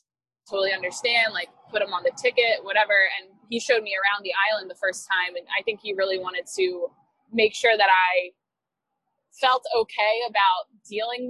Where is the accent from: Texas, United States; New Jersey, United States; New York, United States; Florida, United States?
New Jersey, United States; moved away as an adult; also born or lived in Hawaii; now in Philadelphia, United States; I'm from South Jersey